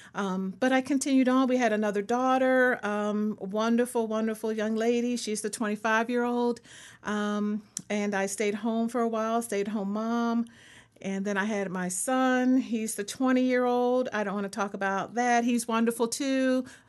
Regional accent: Philadelphia, Pennsylvania, United States; also born or lived in Colorado; now in North Carolina, United States; I am a native Philadelphian

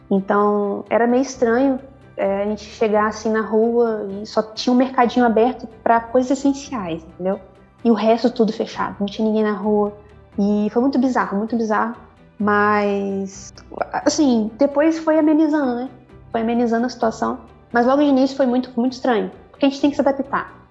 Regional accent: Nova Friburgo, Rio de Janeiro, Brazil; also born or lived in Bom Jesus; Não sei se vocês conhecem Nova Friburgo, região serrana do Rio de Janeiro. Eu nasci por ali. Eu cresci ali, no Friburgo, fui para Bom Jesus depois.

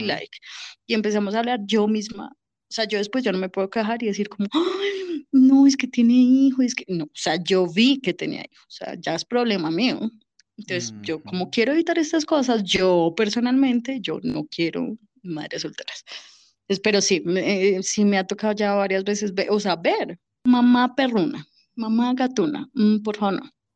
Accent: Bogotá, Colombia; mi tierra, Bogotá

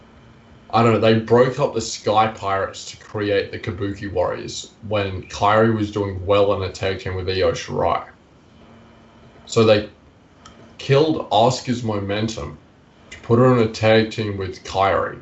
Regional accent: Queensland, Australia; which not only is my home country, but it's also my home state

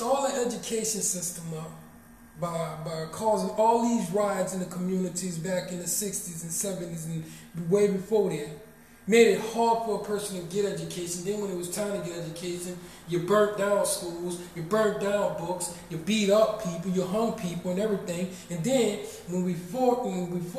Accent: Marrero, Louisiana, United States; I love my hometown. I love Marrero, Louisiana

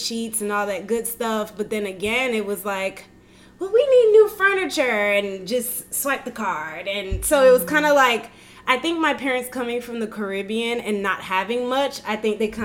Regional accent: Central Florida, United States; moved away as an adult; now in Atlanta, United States; I am originally from Central Florida and moved to Atlanta about a year and a half ago

